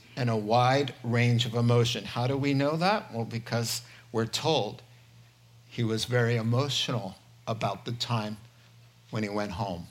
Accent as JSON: {"language": "English", "town": "Southborough", "region": "Massachusetts", "country": "United States", "tie": "born or raised there", "moved": "yes", "said": "I was raised in New England. Southborough, Massachusetts is where I consider home"}